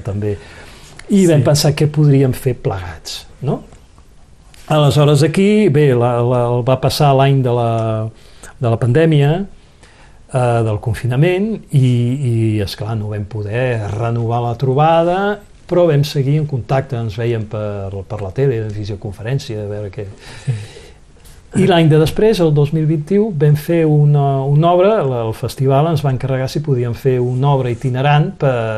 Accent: Barcelona, Catalonia, Spain; accent: Catalan; moved away as an adult; also born or lived in France / Conflent; now in Vernet, France; al sentir el meu accent, ja van veure que era català

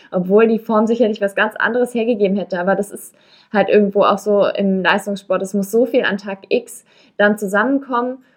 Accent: Berlin, Germany; als Berlinerin Berlin-Marathon laufen war schon

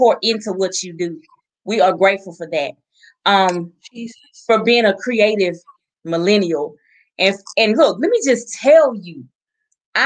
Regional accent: the South, United States; Southern girl. Just like me, little Southern girl.

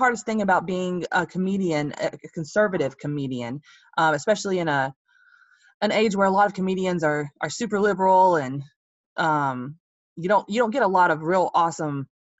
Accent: Georgia, United States; I'm from Georgia, so I'm a down home Southern girl.

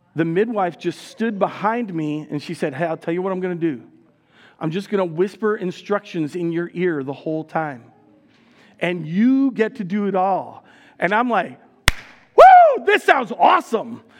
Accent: United States; now in Le Sueur, Minnesota, United States; My wife Heidi and I grew up in New York New Jersey.

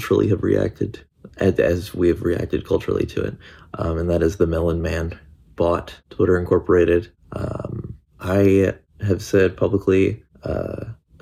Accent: Midwestern US, United States; Where I grew up in the Midwestern US

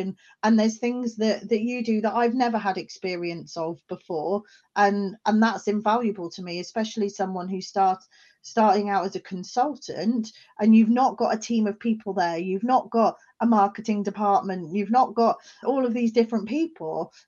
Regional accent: England, United Kingdom; also born or lived in Scotland; now in South Wales, United Kingdom; I'm not from South Wales originally, but I have also lived, I'm from England originally, and I've also lived in Scotland. So I've lived in many different areas around the UK.

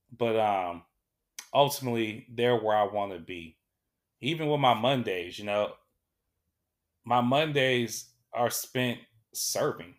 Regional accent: Sacramento, California, United States; I was born here in Sacramento

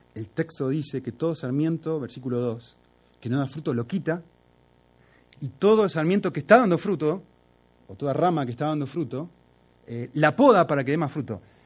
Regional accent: Argentina; como soy argentino

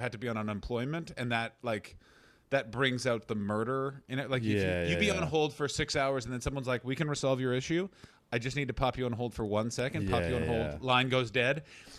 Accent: Canada; No, I'm from Canada, so we don't have that madness.

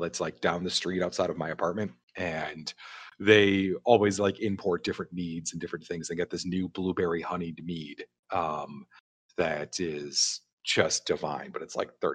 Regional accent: Chicago, Illinois, United States; I'm from Chicago

